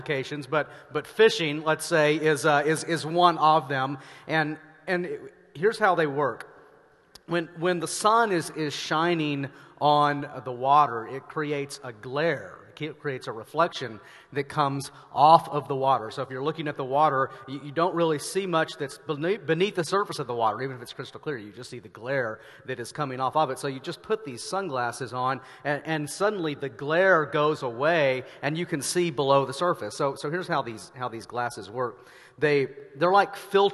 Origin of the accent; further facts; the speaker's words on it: Arkansas, United States; now in Denver, United States; I am from Arkansas, and this part of Oregon feels eerily familiar to Arkansas to me.